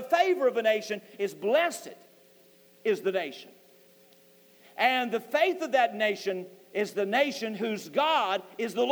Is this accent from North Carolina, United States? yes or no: yes; North Carolina, United States; I'm a Christian. I'm from North Carolina